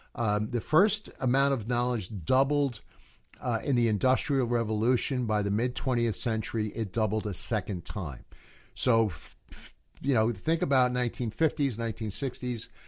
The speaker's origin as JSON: {"language": "English", "country": "United States", "said": "I'm an American"}